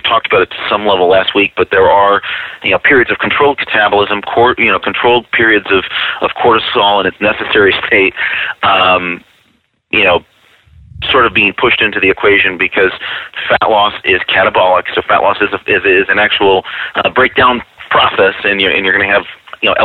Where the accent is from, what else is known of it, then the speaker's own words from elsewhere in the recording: Rochester, New York, United States; I'm from Rochester, New York